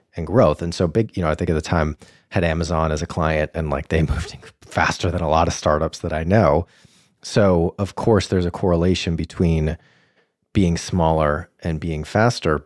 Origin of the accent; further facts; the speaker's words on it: Boston, Massachusetts, United States; hailing from my hometown of Boston